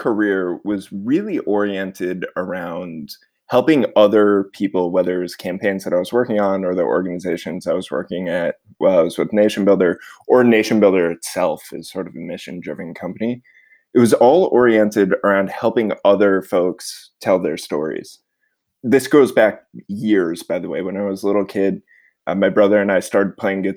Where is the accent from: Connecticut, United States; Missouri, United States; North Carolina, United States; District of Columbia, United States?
Connecticut, United States; suburban; I grew up in suburban Connecticut, about an hour outside New York City